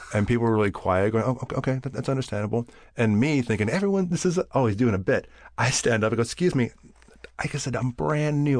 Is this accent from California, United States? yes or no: yes; Bakersfield, California, United States; I grew up in Bakersfield